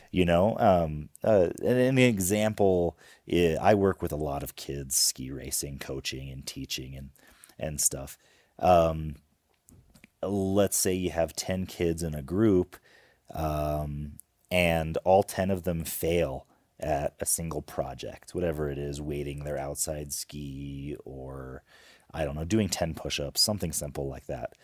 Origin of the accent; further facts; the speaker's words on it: Homer, Alaska, United States; We grew up in Homer, Alaska